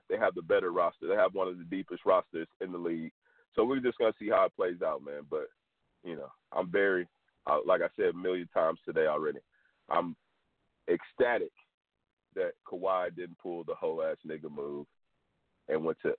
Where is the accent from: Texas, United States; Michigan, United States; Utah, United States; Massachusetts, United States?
Texas, United States; Houston; I'm from Houston